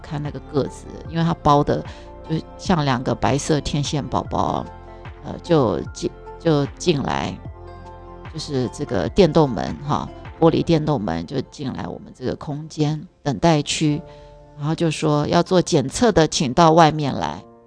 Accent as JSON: {"language": "Chinese", "country": "Taiwan", "said": "我们台湾人的教育，我自己的教育背景也是"}